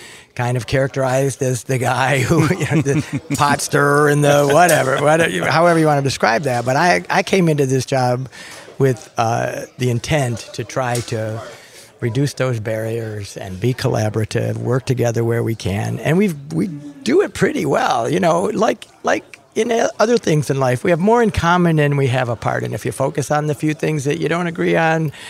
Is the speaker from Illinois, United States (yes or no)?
no; Macomb County, Michigan, United States; I grew up in Macomb County